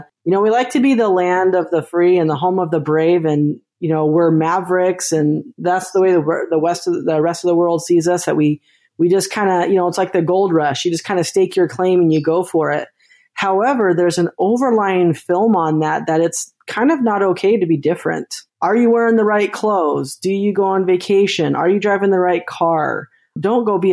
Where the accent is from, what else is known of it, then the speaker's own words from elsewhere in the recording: Utah, United States; I'm from Utah. So when you're born in Utah, that's the joke, is you get handed your own little MLM. My mom had a friend that sold Avon